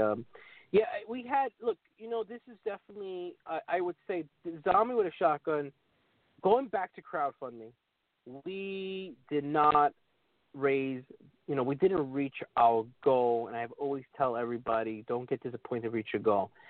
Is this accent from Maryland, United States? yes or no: no; New York City, New York, United States; me being born and raised in New York City